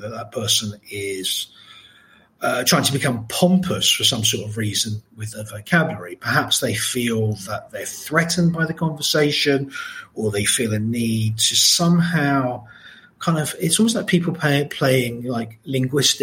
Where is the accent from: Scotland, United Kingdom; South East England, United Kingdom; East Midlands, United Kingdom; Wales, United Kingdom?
South East England, United Kingdom; Margate; I grew up in Margate, which was by no means a rich place then